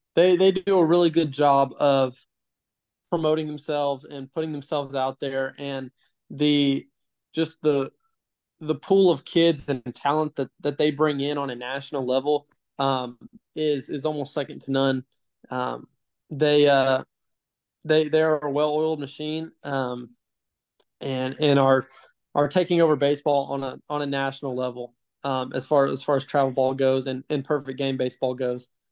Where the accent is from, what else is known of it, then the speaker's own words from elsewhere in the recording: Katy, Texas, United States; also born or lived in Paris, Texas; I grew up in Houston, uh, in Katy, Texas